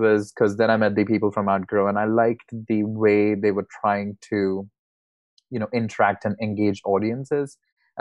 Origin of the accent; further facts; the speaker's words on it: India; moved away as an adult; I'm originally from India